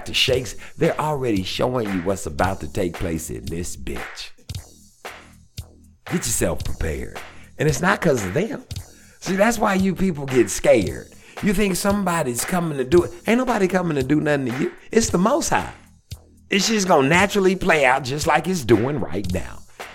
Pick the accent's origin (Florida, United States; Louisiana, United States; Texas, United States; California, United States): Louisiana, United States; Shreveport; I'm from Shreveport